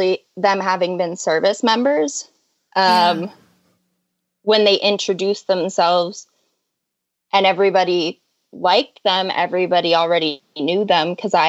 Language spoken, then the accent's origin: English; Boston, Massachusetts, United States; I'm from Boston. Like everybody in my family and will probably always be from Boston because that's how Boston works.